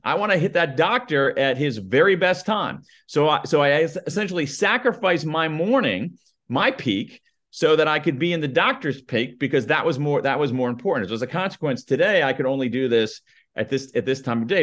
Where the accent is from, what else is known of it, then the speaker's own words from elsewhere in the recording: United States; accent: American newscaster flat accent; my American accent. My, my, my, my, my American newscaster flat accent